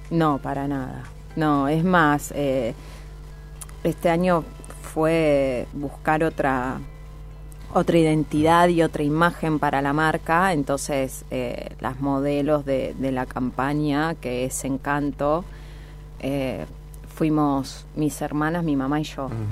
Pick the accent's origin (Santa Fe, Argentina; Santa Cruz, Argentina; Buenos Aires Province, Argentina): Santa Fe, Argentina; Piamonte; now in Rosario, Argentina; Nací en Piamonte, un pueblo en la provincia de Santa Fe